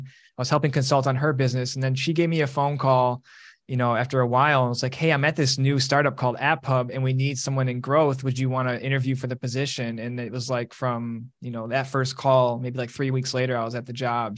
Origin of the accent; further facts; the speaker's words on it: Detroit, Michigan, United States; moved away as an adult; also born or lived in East Lansing, Michigan / Los Angeles, California / Pasadena, California; I grew up in Detroit